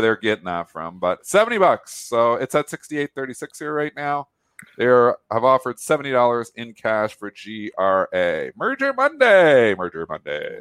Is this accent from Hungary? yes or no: no; Canada; I'm Canadian